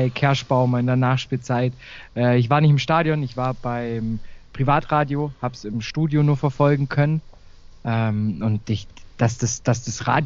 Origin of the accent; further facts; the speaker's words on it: Baden-Württemberg, Germany; kommt er auch aus, aus der Nähe vom, von, mein, von meinem Heimatort neben Heidenheim.